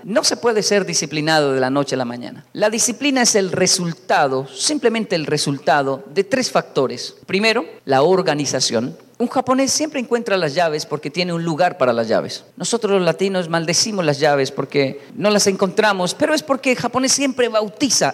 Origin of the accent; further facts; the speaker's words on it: Colombia; also born or lived in Japan; Yo crecí, esto pasaba en Colombia